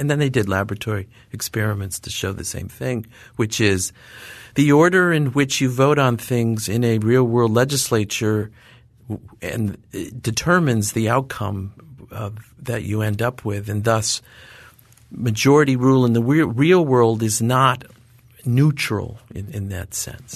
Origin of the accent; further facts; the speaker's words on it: Watertown, New York, United States; moved away; my little town where I grew up in Northern New York, Watertown, New York